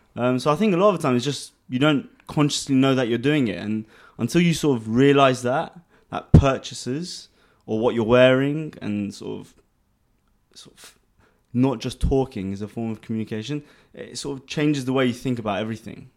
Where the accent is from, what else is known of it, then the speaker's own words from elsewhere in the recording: London, United Kingdom; moved away as an adult; now in Dubai, United Arab Emirates; born and raised in London, um, to, um, Armenian parents. Grew up there most of my life until about three years ago when I moved to Dubai.